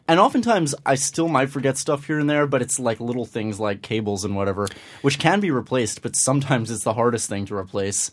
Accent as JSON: {"language": "English", "town": "Scarsdale", "region": "New York", "country": "United States", "tie": "born or raised there", "also_born_or_lived": "Manhattan, New York", "said": "I'm originally from Manhattan, the Upper West Side. But when I was just shy of six, my family moved up to Scarsdale in Westchester"}